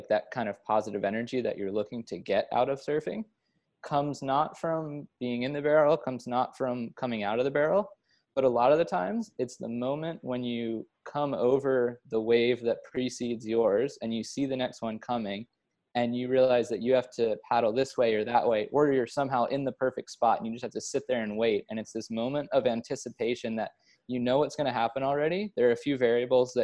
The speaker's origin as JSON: {"language": "English", "region": "East Coast", "country": "United States", "also_born_or_lived": "California", "moved": "yes", "lives_now": "Australia", "said": "I lived in California for 6 years prior to moving here. And then before that, I was from the East Coast."}